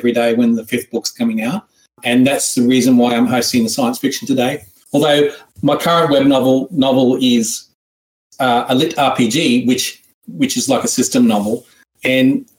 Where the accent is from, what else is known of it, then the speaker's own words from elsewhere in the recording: Australia; accent: Australian; my horrible ancient Egyptian accent into an Australian one. If in case you were wondering, that's where I'm from